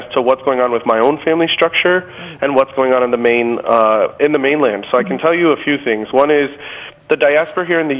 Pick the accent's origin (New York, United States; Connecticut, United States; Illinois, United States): Connecticut, United States; Waterbury; moved away as an adult; also born or lived in Guanica, Puerto Rico; now in Holyoke, United States; I am live in the city of Holyoke, but I was born and raised in Waterbury, Connecticut